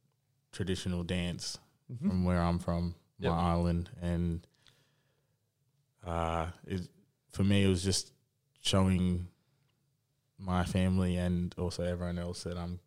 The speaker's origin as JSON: {"language": "English", "town": "Brisbane", "region": "Queensland", "country": "Australia", "tie": "born or raised there", "lives_now": "Canberra, Australia", "said": "Well, I started footy in Brisbane there for the Centenary Panthers. And I started when I was 5 years old."}